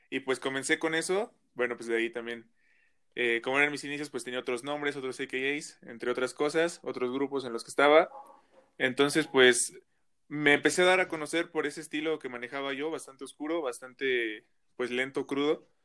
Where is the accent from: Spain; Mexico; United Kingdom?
Mexico; Toluca, State of Mexico; Pues estoy ahorita en Toluca, soy del Estado de México, soy originario del Estado de México, de ahí soy.